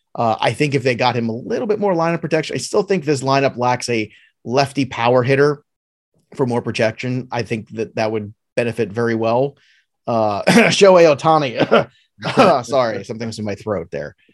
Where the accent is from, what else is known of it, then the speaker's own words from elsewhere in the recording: New York City, New York, United States; now in New Jersey, United States; I am a native of New York. I grew up in Brooklyn in the eighties